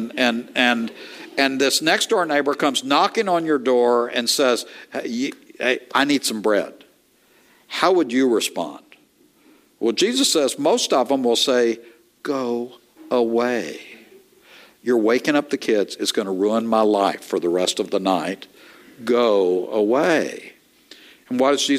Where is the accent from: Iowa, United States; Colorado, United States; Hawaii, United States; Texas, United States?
Texas, United States; East; I am from East Texas